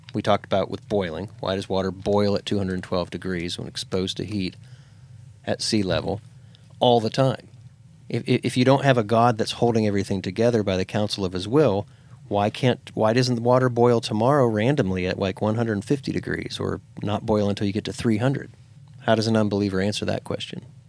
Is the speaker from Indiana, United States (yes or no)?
no; Pennsylvania, United States; moved away; I grew up in Pennsylvania.